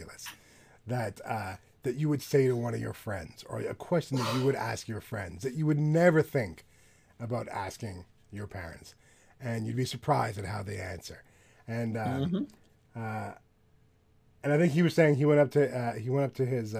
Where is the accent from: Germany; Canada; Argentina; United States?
Canada; I'm from Canada